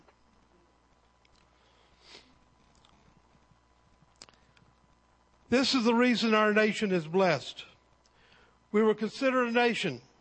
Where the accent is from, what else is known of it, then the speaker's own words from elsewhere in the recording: Texas, United States; also born or lived in Cypress, Texas; I am an American. I am a Texan. And I live in Cypress, Texas